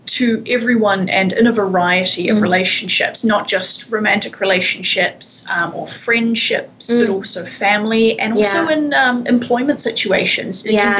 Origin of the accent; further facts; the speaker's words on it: Wellington, New Zealand; moved away as an adult; now in Vancouver, Canada; I grew up in Wellington, New Zealand, and I moved to Canada, about 3.5 years ago, after having previously been here for a semester exchange at university. So I've been sort of back and forth between Canada and New Zealand a bit over the last few years.